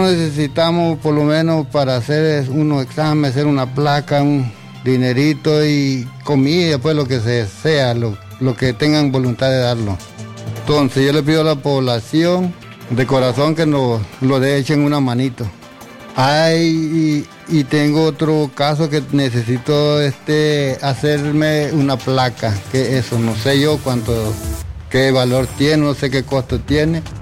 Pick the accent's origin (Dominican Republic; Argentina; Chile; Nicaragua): Nicaragua; Telica, León; somos hasta vecinos, porque yo soy de Telica.